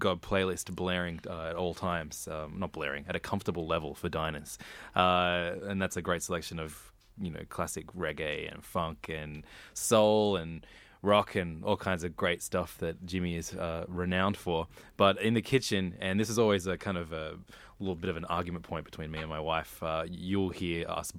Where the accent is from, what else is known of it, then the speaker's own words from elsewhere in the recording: Sydney, New South Wales, Australia; I grew up first in Normanhurst and then in Wirunga, but in between both those suburbs is Hornsby